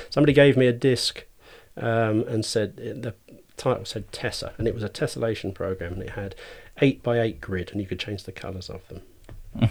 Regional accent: Cambridgeshire, East of England, United Kingdom; now in Shrewsbury, United Kingdom; I was born, um, just sort of south of Ditton Fen in Cambridgeshire

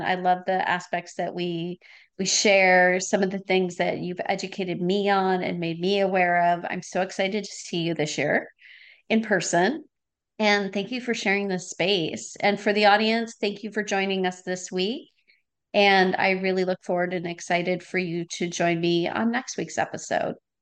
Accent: Wisconsin, United States; now in California, United States; I grew up in Was-, Wisconsin, so I have a lot of family and friends back there.

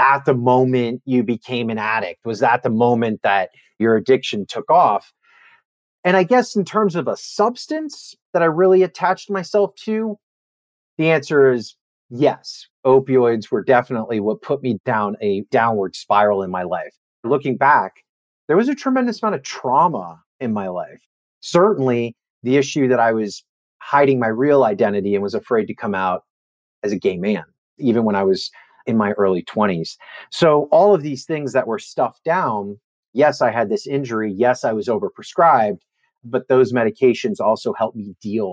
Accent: Miami, Florida, United States; I grew up in Miami, Florida

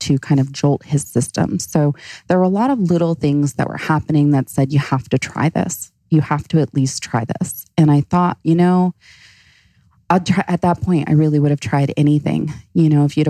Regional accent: Florida, United States; also born or lived in Hawaii; now in Phoenix, United States; I grew up in Florida. I lived in Hawaii

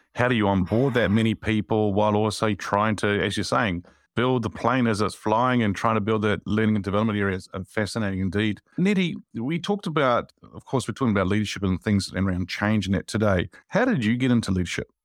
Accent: Wellington, New Zealand; I'm actually from Wellington

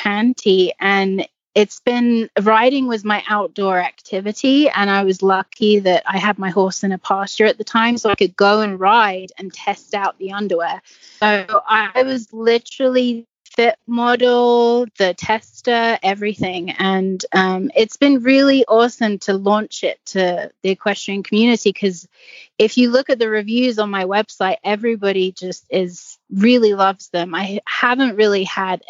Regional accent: English countryside, England, United Kingdom; now in United States; I grew up on in the English countryside trails, galloping through the woods and jumping anything I can jump.

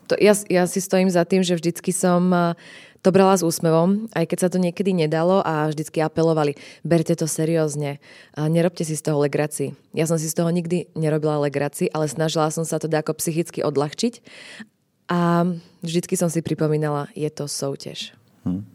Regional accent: Slovakia; som Slovenka, rozprávam po slovensky

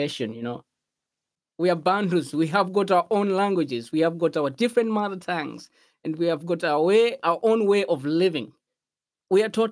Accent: Malawi; English is a second language; Growing up in Malawi

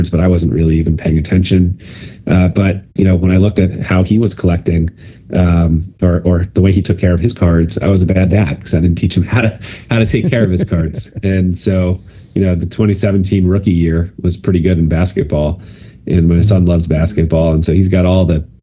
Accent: White Plains, New York, United States; I lived in White Plains as I grew up

